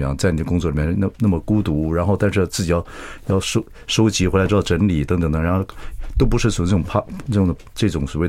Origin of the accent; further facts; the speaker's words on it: Chiayi County, Taiwan; 我的老家嘉义上面